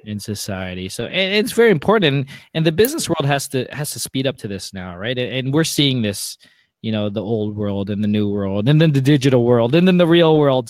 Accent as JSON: {"language": "English", "town": "Mississauga", "region": "Ontario", "country": "Canada", "tie": "born or raised there", "also_born_or_lived": "Toronto", "said": "I grew up west of Toronto in Mississauga"}